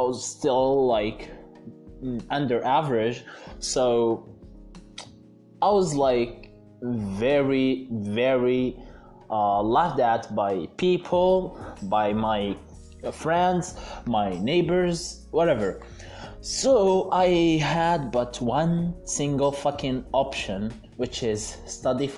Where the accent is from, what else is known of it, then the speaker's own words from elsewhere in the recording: Algeria; in Algeria, my home country